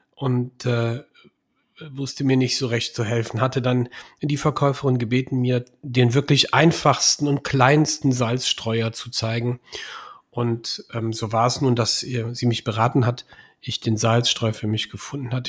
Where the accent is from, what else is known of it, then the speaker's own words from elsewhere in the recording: Bergisch Gladbach, North Rhine-Westphalia, Germany; now in Engelskirchen, Germany; Ich komme aus Bergisch Gladbach, bin in Bergisch Gladbach geboren und ich liebe diese Stadt.